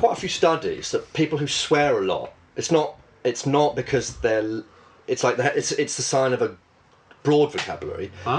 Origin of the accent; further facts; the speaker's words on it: Bishop's Stortford, East of England, United Kingdom; Bishop Stortford.